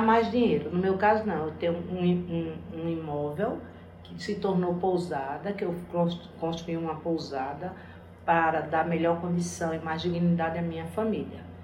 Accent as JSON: {"language": "Portuguese", "town": "Fernando de Noronha", "region": "Pernambuco", "country": "Brazil", "tie": "born or raised there", "moved": "as an adult", "said": "eu nasci em Noronha, eu me criei em Noronha, saí para estudar e para educar meus filhos, voltei"}